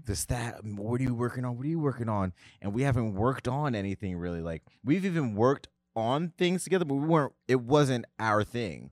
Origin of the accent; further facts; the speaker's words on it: United States; moved away as an adult; also born or lived in Tennessee; I am from New Jersey slash New York.